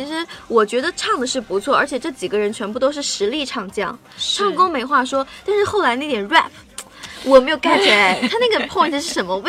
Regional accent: Shaanxi, China; 但是其实你看我是陕西人，我也没有特别觉得他们为陕西做什么啊。

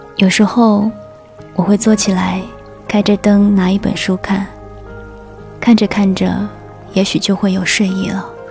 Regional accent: China; 那我们中国人呢？说汉语的。

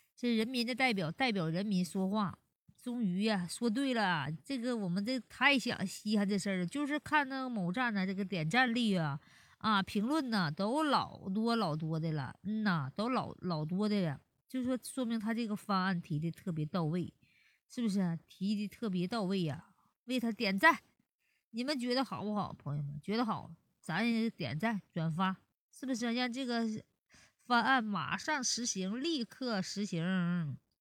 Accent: Northeast China, China; 俺们东北是咋的嘞？非得让我们这生三胎

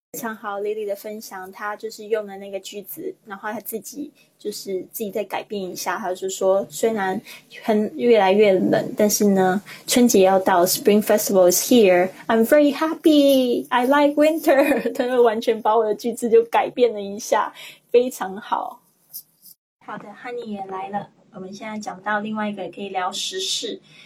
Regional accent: China; 我们中国人

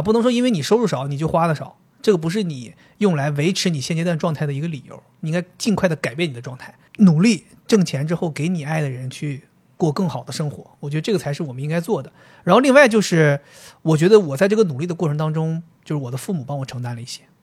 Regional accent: Dalian, Liaoning, China; accent: Dalian dialect; 就像我们大连话那边说的，就两好并一好了

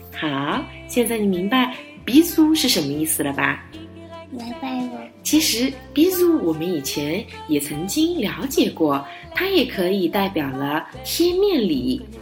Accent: Chengdu, Sichuan, China; 有一点像是我们成都话

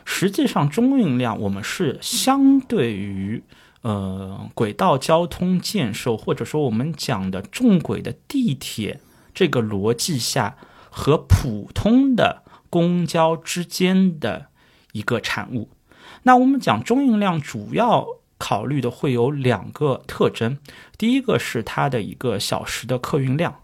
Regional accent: Shanghai, China; 我们上海话

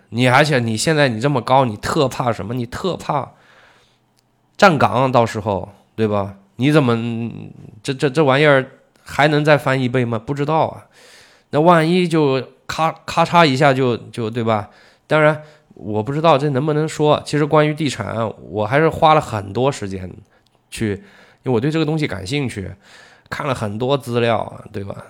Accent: China; 我们中国人

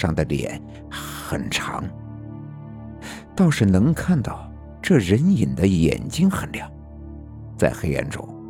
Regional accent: Northeast China, China; 我的老家是在东北的农村，事情发生在上世纪的八十年代。

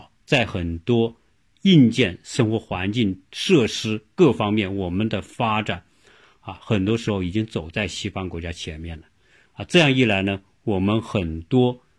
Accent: China; moved away; 我们从中国来到国外的人都是中国人

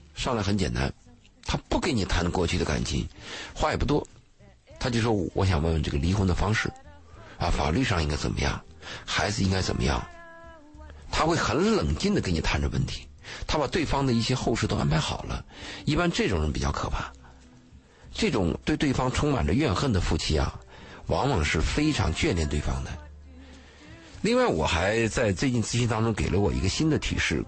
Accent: China; 那我们中国人东方的概念就认为你们都夫妻了嘛，

